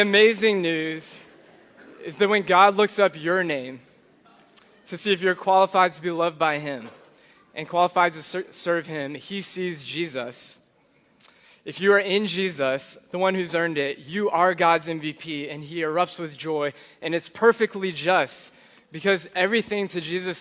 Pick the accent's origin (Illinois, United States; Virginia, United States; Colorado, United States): Virginia, United States; Charlottesville; I grew up in Charlottesville.